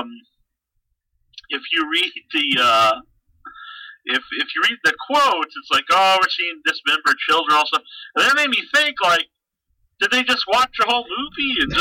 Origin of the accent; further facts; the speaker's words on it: Cape Cod, Massachusetts, United States; I'm from the Cape